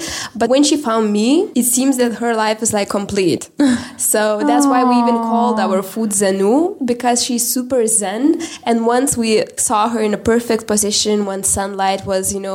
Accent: Lithuania; I'm from Lithuania.

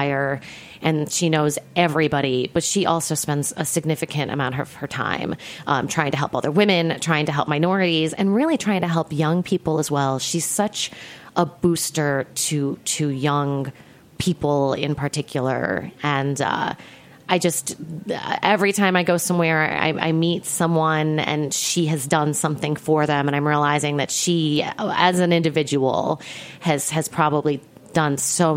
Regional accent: Midwest, United States; I'm a Midwesterner

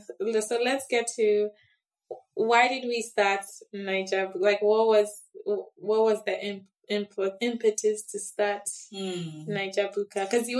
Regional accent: Ghana; I'm from Ghana

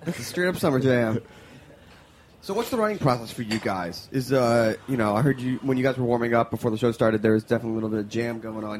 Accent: Montreal, Quebec, Canada; Montreal's that's my hometown

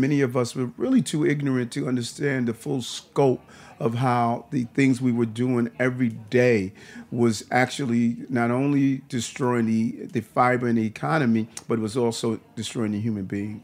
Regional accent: New York City, New York, United States; also born or lived in Brooklyn; I grew up in Queens for a period of time. My mother's still there.

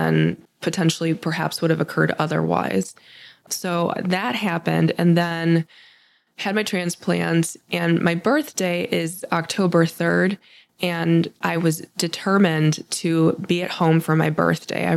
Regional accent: Akron, Ohio, United States; I grew up in Akron. I came home to Akron

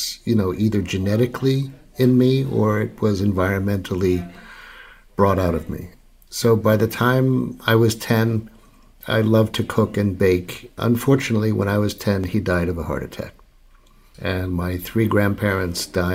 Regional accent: Long Island, New York, United States; I grew up in Long Island in the 1960s

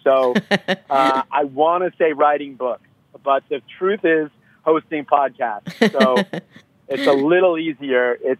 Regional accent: Long Island, New York, United States; also born or lived in Atlanta / Manhattan / Brooklyn; now in San Diego, United States; As a Long Islander

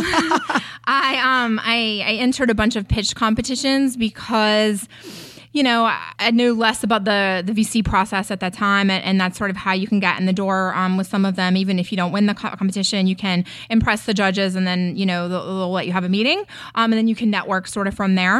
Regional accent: North Carolina, United States; moved away as an adult; also born or lived in San Francisco / New York City; now in Los Angeles, United States; I'm a Southern girl. I was born and raised in North Carolina.

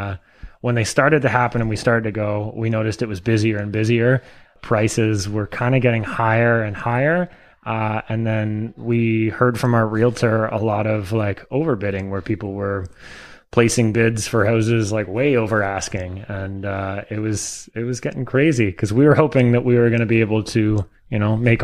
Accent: Tweed, Ontario, Canada; I grew up in Tweed, Ontario, which is actually just about a half hour north of Belleville here

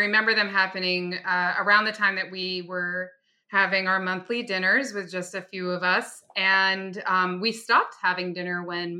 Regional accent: New York City, New York, United States; born there; And I was born in Greenwich Village and we lived on Bleecker Street.

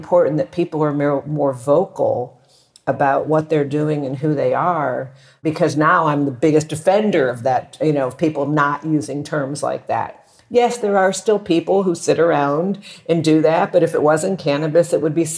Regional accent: Texas, United States; now in Mexico; I grew up in Texas

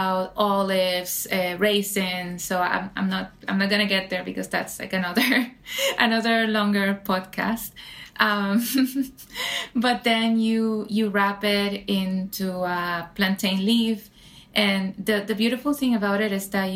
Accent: San Juan, Puerto Rico; now in New York City, United States; growing up in Puerto Rico, I grew up in San Juan, the capital, so very urban

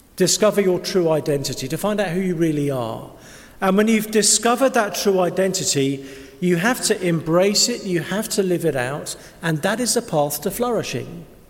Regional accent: England, United Kingdom; we're English

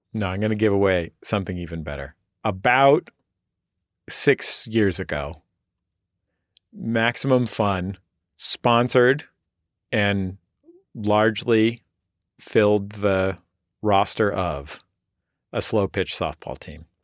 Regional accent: San Francisco, California, United States; now in Los Angeles, United States; I'm from San Francisco

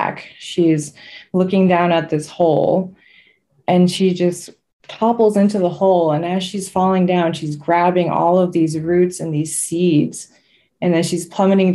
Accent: Seneca Nation, New York, United States; I'm from the Haudenosaunee, which is a confederacy throughout current day New York into Canada and Wisconsin. And I'm from the Seneca Nation

